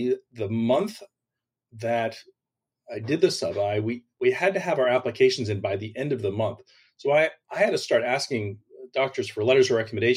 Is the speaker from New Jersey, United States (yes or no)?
yes; Clifton, New Jersey, United States; moved away as an adult; also born or lived in Virginia; now in Naples, United States; I'm originally from Clifton, New Jersey, which is right outside New York City. I grew up a relatively typical suburban lifestyle